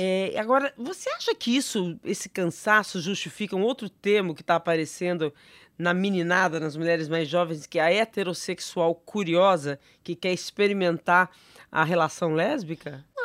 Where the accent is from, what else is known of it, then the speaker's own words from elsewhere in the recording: São José do Rio Preto, São Paulo, Brazil; moved away; São José do Rio Preto, minha terra, tá? Meu conterrâneo, sou de lá